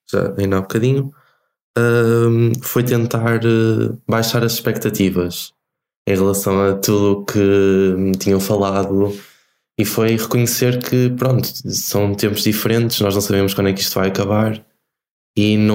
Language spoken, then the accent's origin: Portuguese; Barcelos, Norte, Portugal; eu sou de Barcelos, que é Nesse sentido, sou quase vizinho da Maria. Viemos os dois aqui do Norte.